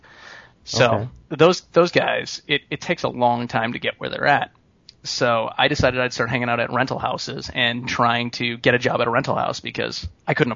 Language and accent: English; Peru, Illinois, United States; moved away as an adult; also born or lived in Chicago, Illinois; now in Los Angeles, United States; I grew up in Peru, Illinois. I went to LP High School, like everybody else, I think, in that town